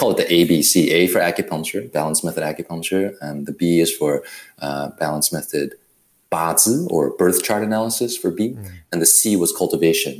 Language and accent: English; Taiwan; moved away; also born or lived in Berkeley, California; I was born in Taiwan.